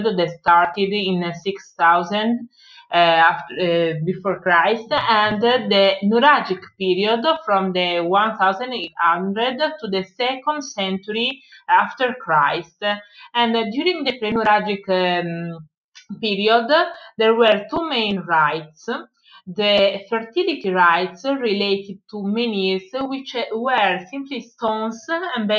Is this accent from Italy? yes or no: yes; Sardinia, Italy; English is a second language; I'm from Sardinia